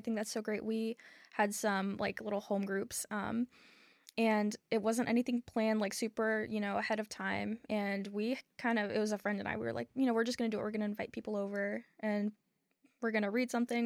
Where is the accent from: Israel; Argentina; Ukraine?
Ukraine; now in Charlotte, United States; I was born in Ukraine, but I've lived in Charlotte for twenty years